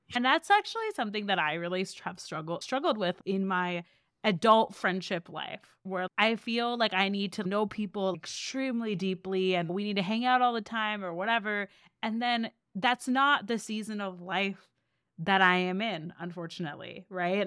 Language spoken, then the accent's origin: English; Seattle, Washington, United States; now in Austin, United States; I grew up in Seattle.